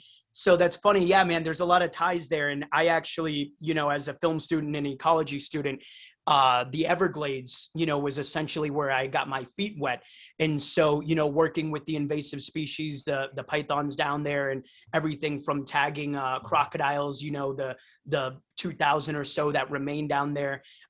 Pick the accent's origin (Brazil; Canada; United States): Brazil; born there; So anyways, yeah, so I was born in Brazil